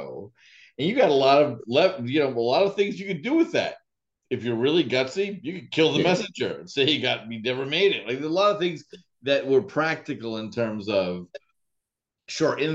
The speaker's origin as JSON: {"language": "English", "country": "United States", "said": "I'm an American"}